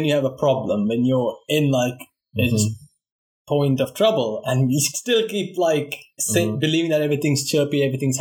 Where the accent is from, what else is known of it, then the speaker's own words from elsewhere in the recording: South India, India; now in Moscow, Russia; I'm from the South